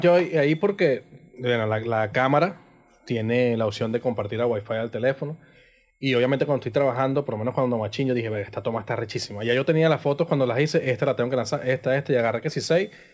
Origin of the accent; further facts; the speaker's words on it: Coro, Falcón, Venezuela; Coro es mi casa, Coro es el patio donde yo vivo, o sea, lo es todo para mí